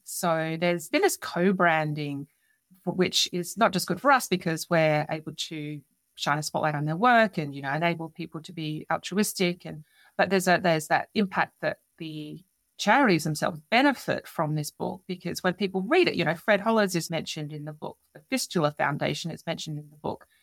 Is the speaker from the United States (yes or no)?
no; Adelaide, South Australia, Australia; Adelaide, which is something that I secured recently, being my hometown